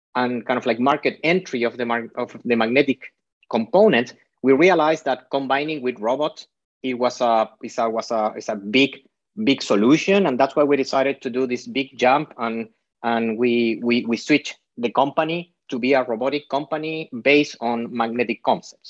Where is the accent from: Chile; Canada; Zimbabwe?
Chile; now in Bay Area, United States; I am half Spanish, half Chilean. My dad is from Spain. My mom is from Chile. My dad moved from Spain to Chile